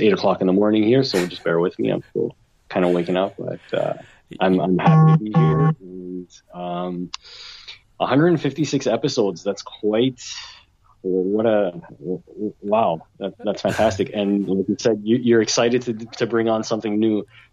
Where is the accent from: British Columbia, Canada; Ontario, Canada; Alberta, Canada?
Ontario, Canada; Toronto; I'm from Toronto. I am Canadian